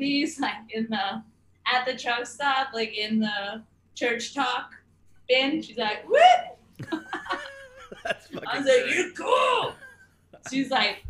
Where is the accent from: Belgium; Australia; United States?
United States; New Jersey; I grew up in Jersey.